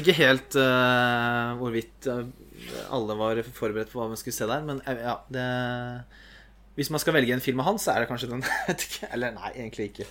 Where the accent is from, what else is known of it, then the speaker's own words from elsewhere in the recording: Norway; som nordmann